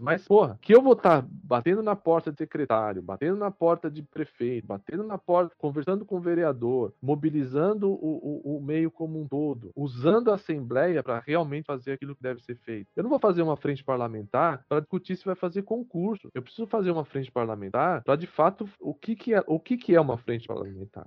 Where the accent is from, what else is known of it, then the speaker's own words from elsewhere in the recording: São Paulo, Brazil; Sou paulista, sou paulista, paulistano.